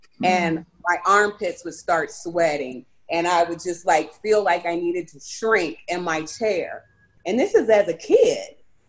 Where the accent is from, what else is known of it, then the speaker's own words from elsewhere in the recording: United States; So for me growing up in America, it was good. You know, I grew up, I went to an elementary school. I went to a predominantly white school